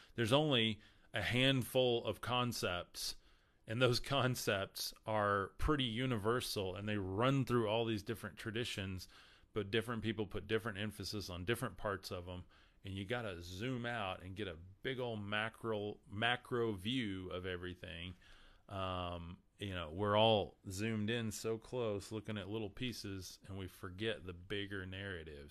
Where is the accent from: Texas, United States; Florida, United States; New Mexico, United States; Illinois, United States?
Texas, United States; West; I'm from West Texas, and I get corrected on my, my grammar all the time